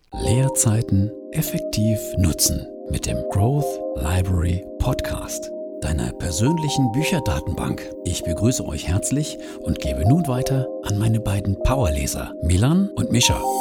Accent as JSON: {"language": "German", "region": "North Rhine-Westphalia", "country": "Germany", "tie": "born or raised there", "also_born_or_lived": "Munich", "moved": "as an adult", "said": "Ich bin jetzt wieder in unserem schönen Elternhaus."}